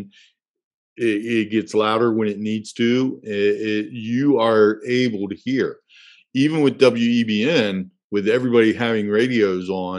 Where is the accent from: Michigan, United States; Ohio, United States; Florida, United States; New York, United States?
Ohio, United States; Cincinnati; my hometown of Cincinnati